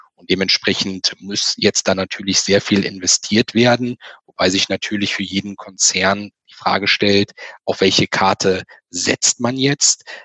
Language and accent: German; Germany; bei uns in Deutschland